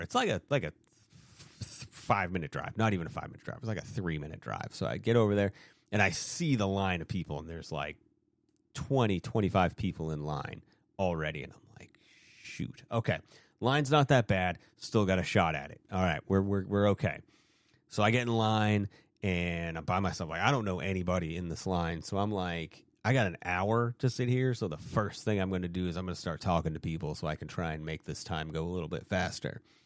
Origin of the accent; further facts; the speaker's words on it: Maine, United States; when I was a kid growing up in Maine